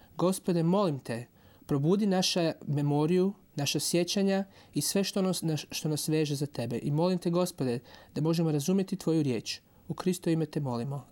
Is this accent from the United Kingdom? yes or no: no; Croatia; moved away; I'm from Croatia.